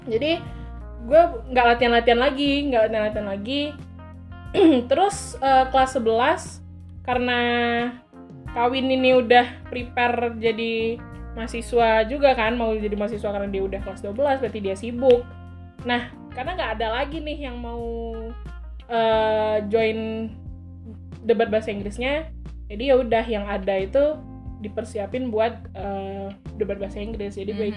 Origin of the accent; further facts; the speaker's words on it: West Sumatra, Indonesia; mencintai kampung halaman jadi gue tetap SD di SD daerah gue